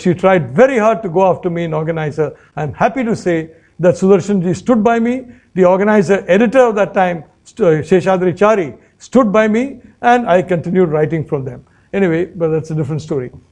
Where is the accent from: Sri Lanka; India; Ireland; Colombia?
India; Kerala; my home state of Kerala